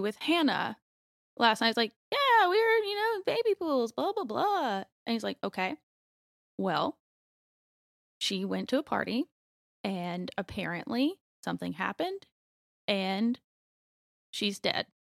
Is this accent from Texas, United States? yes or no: no; Youngsville, North Carolina, United States; also born or lived in Raleigh, North Carolina; I grew up in Youngsville, so I've pretty much been in Raleigh all my life.